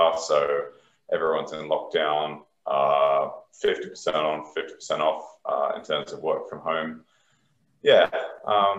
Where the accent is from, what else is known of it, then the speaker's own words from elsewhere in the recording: Australia; moved away; as an Australian outside